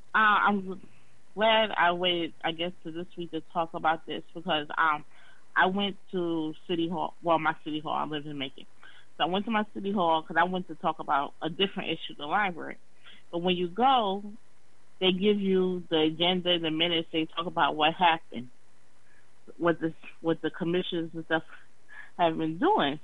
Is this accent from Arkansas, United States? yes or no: no; New York, United States; moved away; I'm from New York. That was one of my first jobs, summer jobs, cleaning up the park